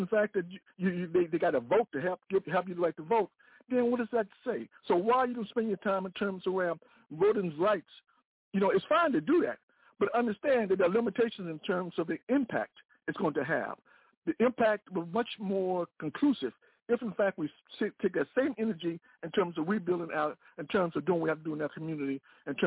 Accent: United States; I'm in America. I was born here.

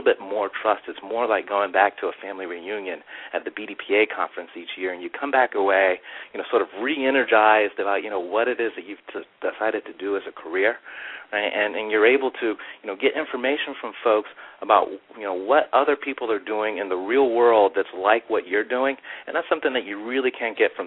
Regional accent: Maryland, United States; now in Charlotte, United States; I'm originally from Maryland

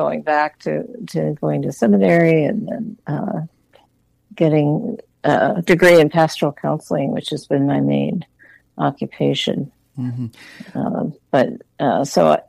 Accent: Western Pennsylvania, United States; moved away; also born or lived in Massachusetts / Vermont; I grew up in Pennsylvania, Western Pennsylvania. It was a small town, not a suburb of Pittsburgh

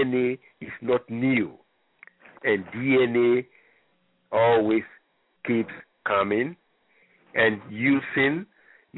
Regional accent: Libreville, Estuaire, Gabon; moved away; I grew up in Libreville, Gabon

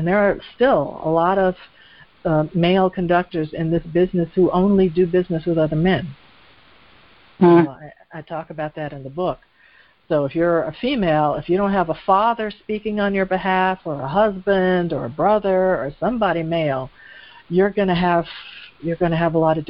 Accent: United States; also born or lived in Europe; I lived there for several years, and, you know, I had the double-edged sword by being American.

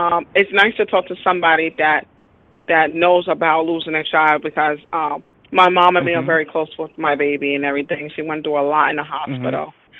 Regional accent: Mount Vernon, New York, United States; I'm from New York.

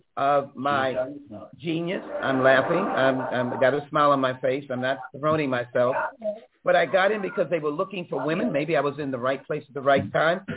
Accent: Texas, United States; As a Texan

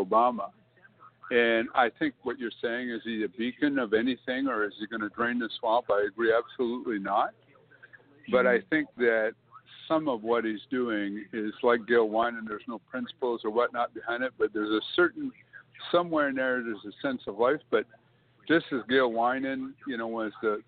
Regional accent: Canada; I'm a Canadian

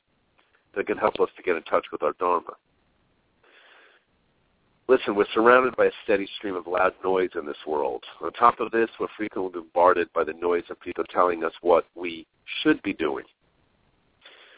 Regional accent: New York, United States; moved away as an adult; growing up in New York

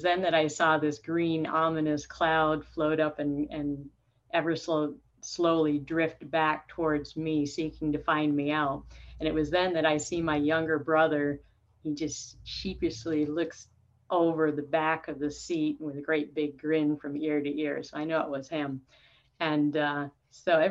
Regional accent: New York, United States; I grew up in New York State with six brothers

